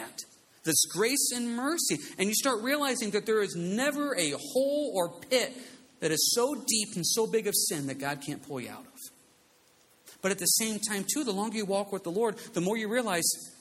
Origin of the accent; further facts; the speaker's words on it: United States; We are an American society